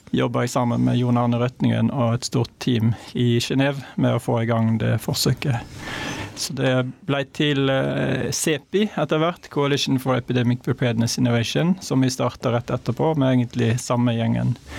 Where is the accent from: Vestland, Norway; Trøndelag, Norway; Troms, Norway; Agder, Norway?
Vestland, Norway; Hardanger; Jeg er fra Hardanger